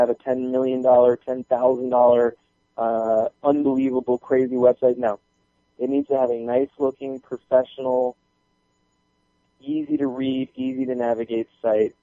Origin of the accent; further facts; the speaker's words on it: Florida, United States; also born or lived in Michigan; now in Atlanta, United States; I'm from Florida, so we get sunspots.